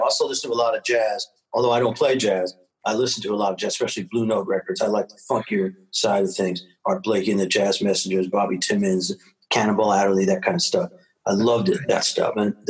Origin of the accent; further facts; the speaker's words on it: New York City, New York, United States; born there; I was born in New York City and there's nothing like it.